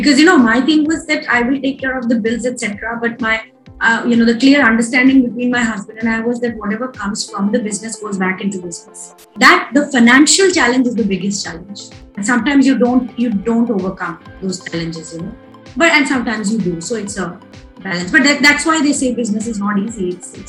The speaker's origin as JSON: {"language": "English", "region": "West Bengal", "country": "India", "said": "So I am from Bengal. I'm a Bengali, but my husband's from Punjab."}